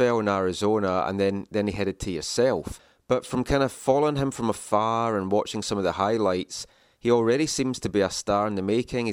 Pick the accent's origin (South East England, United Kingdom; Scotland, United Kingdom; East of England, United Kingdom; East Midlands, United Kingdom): Scotland, United Kingdom; moved away; I come from Scotland, and my team there, they're like a Tier 3 team there.